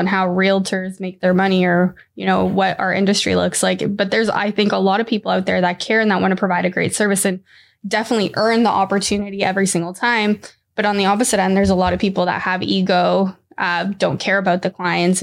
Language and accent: English; Mexico; now in Vaughan, Canada; I'm from Mexico.